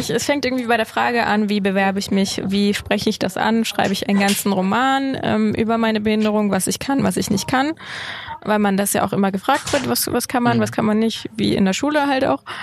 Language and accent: German; Hamburg, Germany; also als Hamburgerin, du hast halt diese eine Stadt